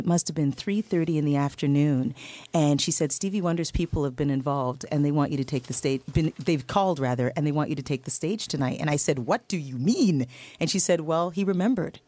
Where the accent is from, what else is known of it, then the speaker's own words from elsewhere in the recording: Toronto, Ontario, Canada; I was a kid from Scarborough, Ontario.